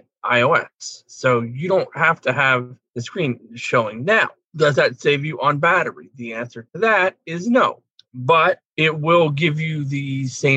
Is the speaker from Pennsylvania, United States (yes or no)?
yes; Pennsylvania, United States; I'm from Pennsylvania